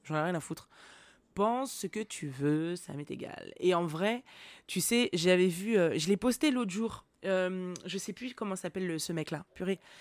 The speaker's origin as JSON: {"language": "French", "town": "Nantes", "region": "Pays de la Loire", "country": "France", "tie": "born or raised there", "said": "j'ai grandi à Nantes."}